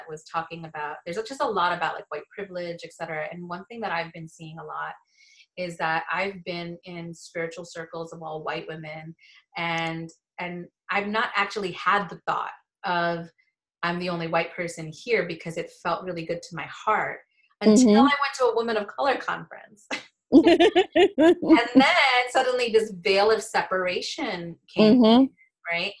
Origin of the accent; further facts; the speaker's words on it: India; me being an Indian prude, like, you don't do that, you know what I mean?